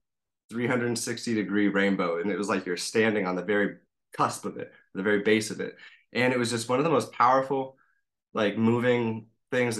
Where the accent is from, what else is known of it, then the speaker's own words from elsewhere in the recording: Cornville, Arizona, United States; from the Verde Valley, so Arizona, kind of near Sedona, Cornville. Grew up around here